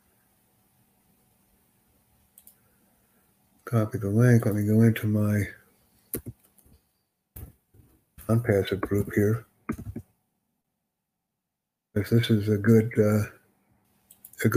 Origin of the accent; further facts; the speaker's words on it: United States; first language English; I'm from the United States